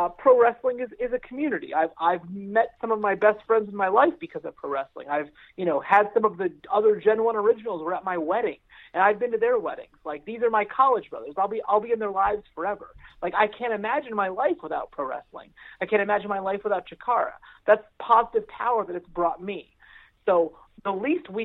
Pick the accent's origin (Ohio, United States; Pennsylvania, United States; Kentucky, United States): Pennsylvania, United States; Palmyra; moved away as an adult; now in Lancaster, United States; I grew up in Palmyra. I live in Lancaster